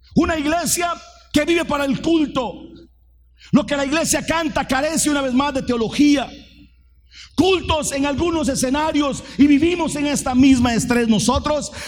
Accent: Fraijanes, Alajuela, Costa Rica; yo soy de Fraijanes, soy piso de tierra

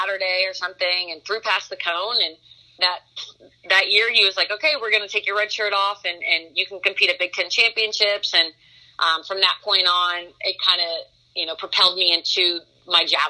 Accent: Nebraska, United States; I grew up in Nebraska

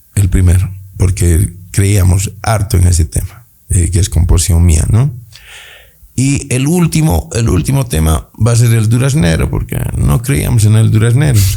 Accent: Bolivia

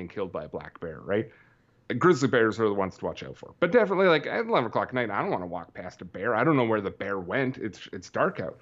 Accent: Canada; I talk about being Canadian in every episode

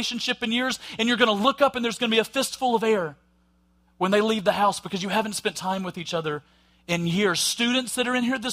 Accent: Alabama, United States; accent: Southern; with my accent and stuff and gone, oh, well, you must be from the South in Alabama. I am, and I'm proud

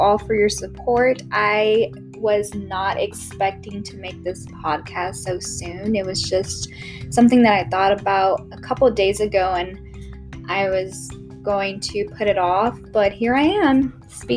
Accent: Houston, Texas, United States; moved away as an adult; now in Austin, United States; I grew up in Northwest Houston. I moved to Austin about 5 years ago when I began my undergrad career

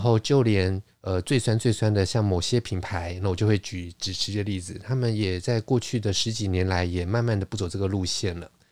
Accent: Taiwan; 就是我一个台湾人

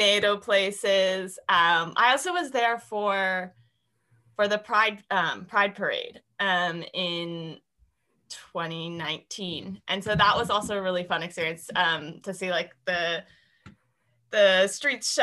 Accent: Pennsylvania, United States; also born or lived in Brazil; I am 24 years old, and I am from Pennsylvania in the U.S.

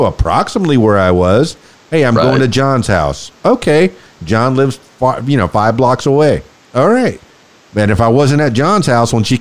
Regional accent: Miami, Florida, United States; I grew up in Miami in near the Everglades, and I played out there with alligators

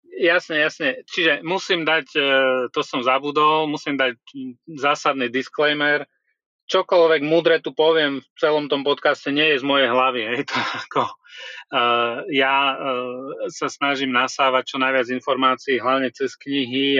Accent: Trebišov, Košice Region, Slovakia; also born or lived in Budapest, Hungary; now in Prague, Czech Republic; Ja som sa narodil v Trebišove

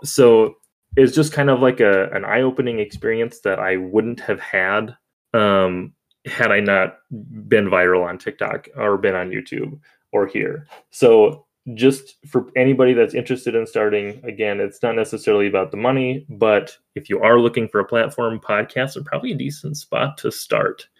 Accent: Minnesota, United States; I was born in December, so and in Minnesota, so I generally like the snow and stuff.

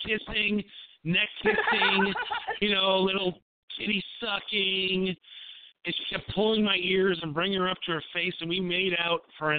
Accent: Appleton, Wisconsin, United States; Tiffany, who's from Appleton, Wisconsin, my hometown.

